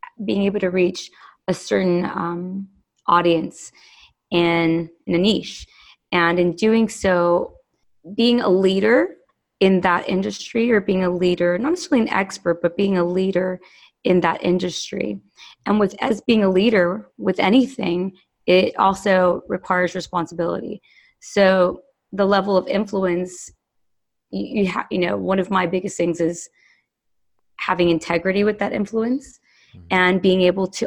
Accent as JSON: {"language": "English", "town": "Los Angeles", "region": "California", "country": "United States", "tie": "born or raised there", "said": "growing up in Los Angeles"}